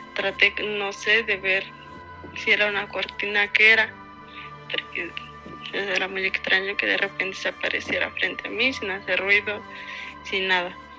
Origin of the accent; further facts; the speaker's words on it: Mexico City, Mexico; soy de la Ciudad de México